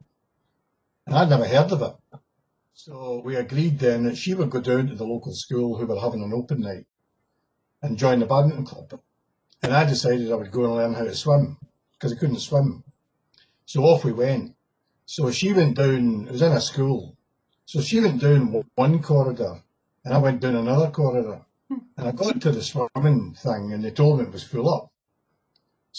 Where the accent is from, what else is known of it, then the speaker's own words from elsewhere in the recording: Glasgow, Scotland, United Kingdom; also born or lived in Lake District; I'm from Glasgow